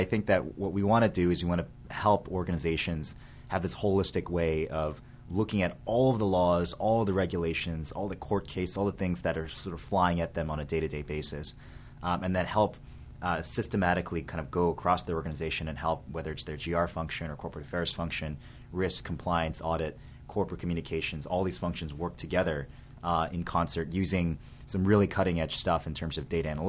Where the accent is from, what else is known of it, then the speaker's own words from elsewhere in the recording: Montgomery County, Maryland, United States; also born or lived in Michigan; I was born in Michigan, but I grew up here in Montgomery County, Maryland, ever since I was very, very young